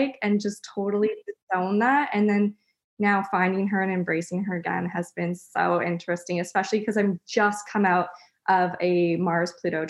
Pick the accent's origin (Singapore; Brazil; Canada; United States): Canada; Ottawa, Ontario; also born or lived in North Vancouver, British Columbia; now in Comox, Canada; I grew up in Ottawa